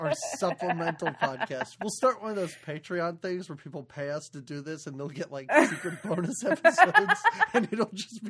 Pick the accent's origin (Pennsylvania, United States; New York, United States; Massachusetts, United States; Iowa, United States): Pennsylvania, United States; Philadelphia area; born or raised there